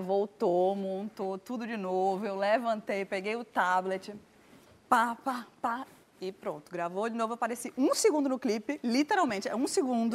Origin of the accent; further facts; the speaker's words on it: Recife, Pernambuco, Brazil; Eu sou de Recife, tô acostumada aqui